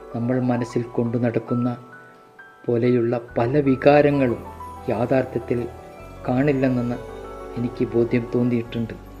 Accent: Koyilandy, Kerala, India; moved away as an adult; also born or lived in Bangalore; now in Palakkad, India; കൊയിലാണ്ടി പന്തലാനിയിൽ ജനിച്ച് ഇരുപത്തൊന്ന് വർഷം കഴിഞ്ഞ ശേഷം നാൽപ്പത് വർഷം ബാംഗ്ലൂർ ഡി ആർ ഡി ഒയിൽ ജോലി ചെയ്ത് പിരിഞ്ഞു ഇപ്പോൾ പാലക്കാട് ചന്ദ്രനഗറിൽ താമസിക്കുന്നു

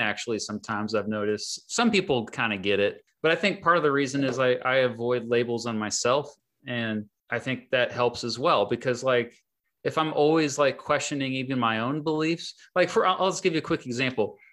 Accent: Kansas, United States; my home state of Kansas

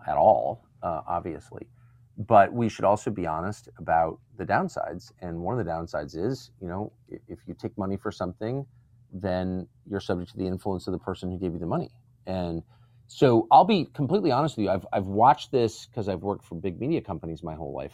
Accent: United States; as an American

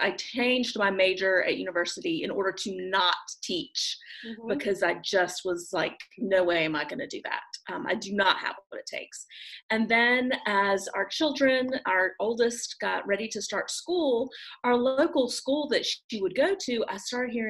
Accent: Raleigh, North Carolina area, United States; moved away as an adult; now in Düsseldorf, Germany; I'm from the Raleigh, North Carolina area, actually a really small suburb right outside of Raleigh, but that's where I was born and raised. So I'm a Southern girl, through and through.

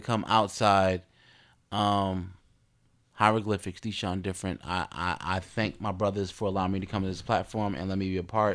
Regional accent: Newark, New Jersey, United States; I'm a card from Jersey, Brick City

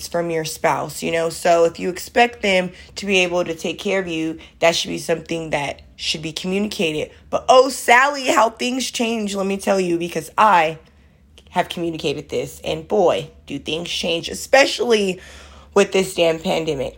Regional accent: Oakland, California, United States; I'm from the East Oakland

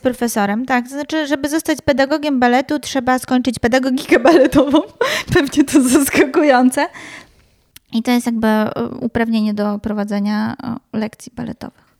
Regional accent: Wrocław, Lower Silesian Voivodeship, Poland; my we wrocławskich blokowiskach

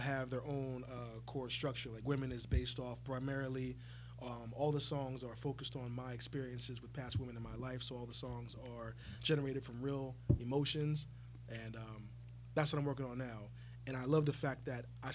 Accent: Virginia, United States; I'm from Virginia

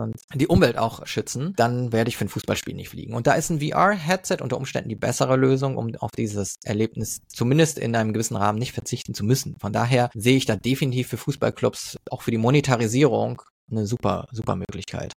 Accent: Frankfurt, Hesse, Germany; moved away; ich bin Frankfurter eigentlich ursprünglich

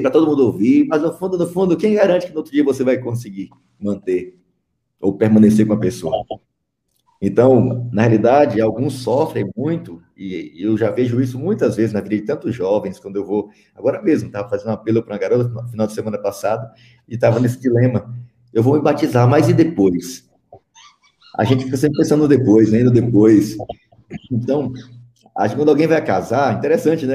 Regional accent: Piauí, Brazil; eu sou natural do Piauí, lá no interior do Piauí, no sertãozão

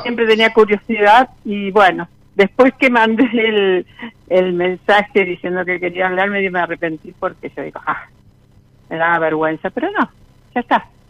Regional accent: Santa Fe, Argentina; de Santa Fe.

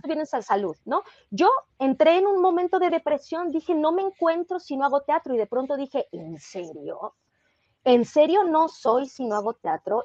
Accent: Mexico

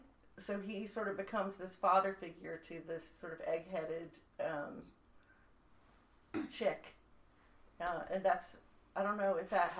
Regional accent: the South, United States; I'm from the South.

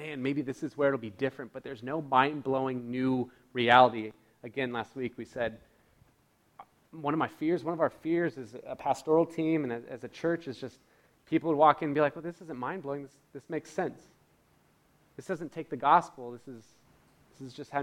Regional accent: United States; being born and raised in America

